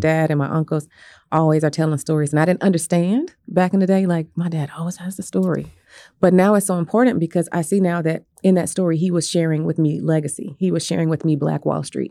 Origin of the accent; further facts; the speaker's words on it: Bartlesville, Oklahoma, United States; moved away as an adult; also born or lived in Norman; now in Tulsa, United States; I was born here in Tulsa, um, to two wonderful parents. And I, w, I grew up actually in Bartlesville